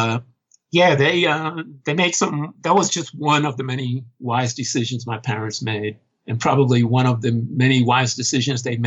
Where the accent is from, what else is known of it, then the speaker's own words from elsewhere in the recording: New York City, New York, United States; My parents moved here when I was 1 year old. So I wasn't actually born in New York City, but it's the only place I've ever really known. I've been living here, again, since I was 1 year old, back when dinosaurs ruled the earth. And grew up here in the city.